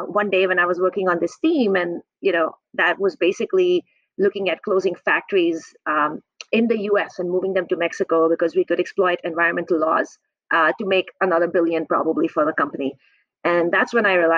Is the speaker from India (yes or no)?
yes; India; moved away as an adult; now in Arizona, United States; I'm originally from India. I grew up in the Indian Himalayas